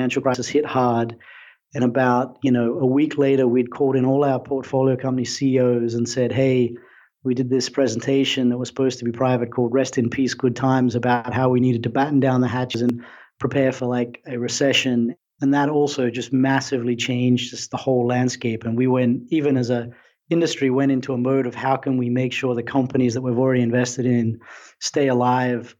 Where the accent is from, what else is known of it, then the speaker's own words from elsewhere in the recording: Brisbane, Queensland, Australia; moved away as an adult; now in United States; I'm an Aussie. I grew up in Australia, in Brisbane.